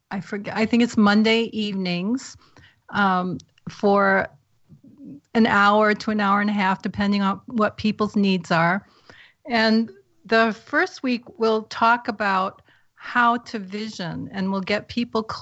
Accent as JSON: {"language": "English", "region": "New England", "country": "United States", "moved": "yes", "said": "I'm from New England originally"}